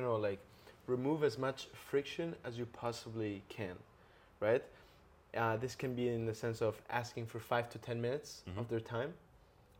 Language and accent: English; Barcelona, Catalonia, Spain; I'm from Barcelona.